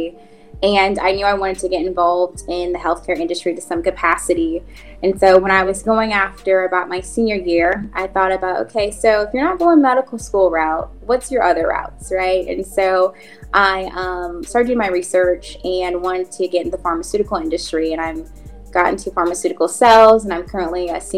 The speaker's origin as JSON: {"language": "English", "town": "Anderson", "region": "Indiana", "country": "United States", "tie": "born or raised there", "said": "growing up in Anderson"}